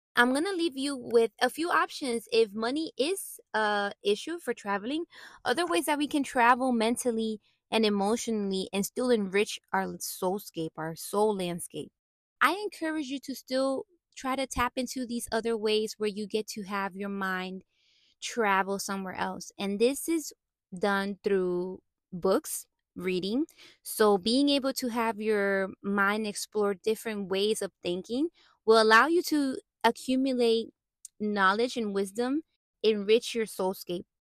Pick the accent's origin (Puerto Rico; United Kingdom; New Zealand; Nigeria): Puerto Rico; I was born and raised in Puerto Rico